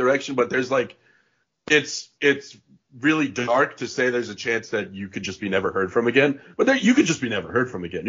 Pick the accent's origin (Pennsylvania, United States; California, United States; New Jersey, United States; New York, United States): New York, United States; But from a kid growing up in New York perspective